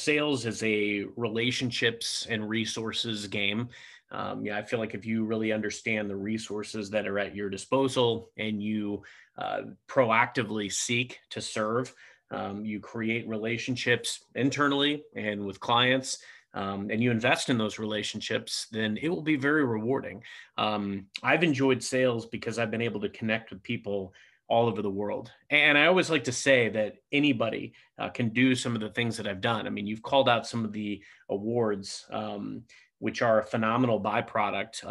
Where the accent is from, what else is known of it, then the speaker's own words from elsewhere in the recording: Cape Girardeau, Missouri, United States; moved away as an adult; now in St. Louis, United States; I grew up in Cape Girardeau, Missouri